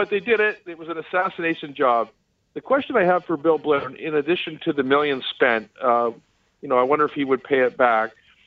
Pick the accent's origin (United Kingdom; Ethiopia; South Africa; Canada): Canada; as a Canadian